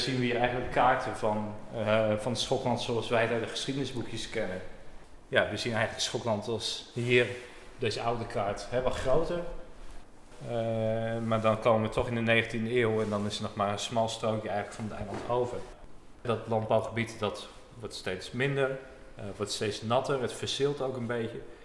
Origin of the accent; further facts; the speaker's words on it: Urk, Flevoland, Netherlands; ik ben uh, nou, opgegroeid op Urk